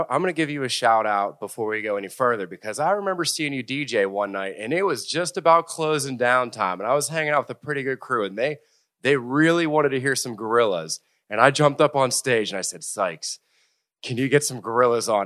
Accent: Hickory, Pennsylvania, United States; I grew up, uh, in a little town called Hickory, went to Fort Cherry High School, which is in Washington County

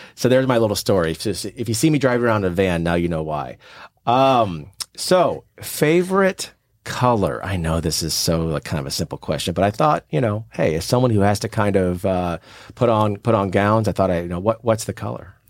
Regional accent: St. Louis, Missouri, United States; my family owned a store in St. Louis, where I'm from, born and raised in St. Louis, Missouri

